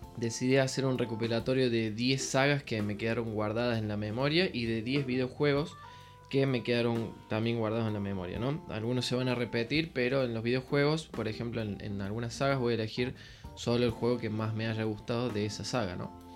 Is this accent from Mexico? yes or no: no; Córdoba, Argentina; soy de Córdoba, Argentina.